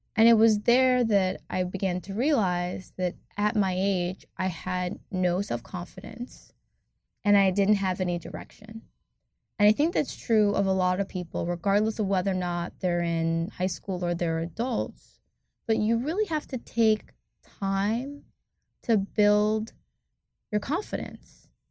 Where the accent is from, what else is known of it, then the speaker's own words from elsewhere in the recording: Ann Arbor, Michigan, United States; I'm from a town in Michigan called Ann Arbor